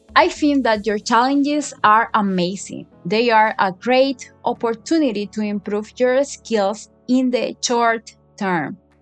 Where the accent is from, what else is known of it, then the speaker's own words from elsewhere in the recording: Managua, Nicaragua; English is a second language; I am from Managua, Nicaragua